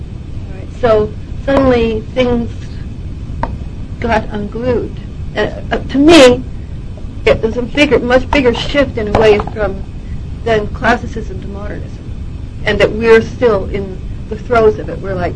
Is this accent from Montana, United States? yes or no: yes; Montana, United States; and on top of which, I'm from Montana.